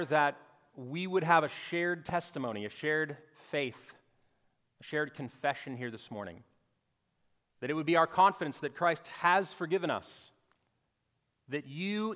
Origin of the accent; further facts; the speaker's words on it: North Dakota, United States; moved away as an adult; also born or lived in Northwest Arkansas / Orlando, Florida; I grew up in North Dakota, right on the Minnesota border, near Canada